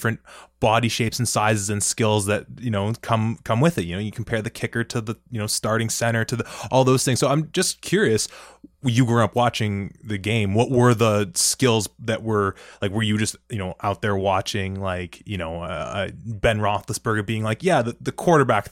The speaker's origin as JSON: {"language": "English", "town": "Toronto", "region": "Ontario", "country": "Canada", "tie": "born or raised there", "said": "growing up in Toronto"}